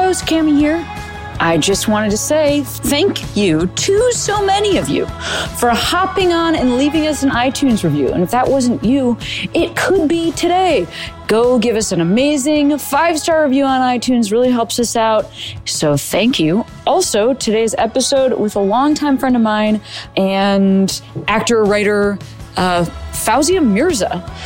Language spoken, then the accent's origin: English; Chicago, Illinois, United States; I'm from Chicago, that's where I grew up.